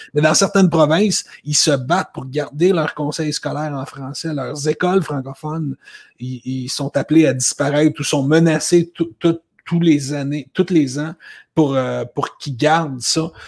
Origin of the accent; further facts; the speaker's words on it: Laval, Quebec, Canada; moved away as an adult; also born or lived in Toronto, Ontario; je viens de Laval. Je suis un gars de Laval au Québec. J'ai grandi jusqu'à l'âge de 24 ans